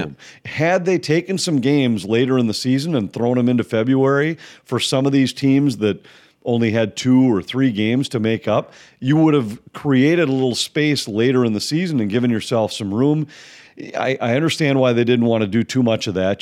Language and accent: English; Minnesota, United States; I grew up in Minnesota